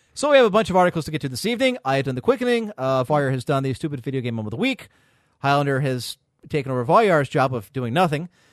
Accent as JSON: {"language": "English", "country": "United States", "said": "as an American customer"}